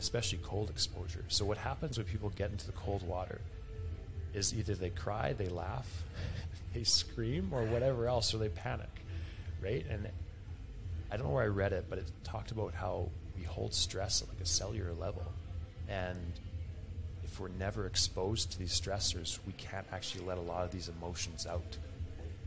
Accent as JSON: {"language": "English", "region": "Alberta", "country": "Canada", "said": "I'm from Alberta, Canada, we're right near Rocky Mountains"}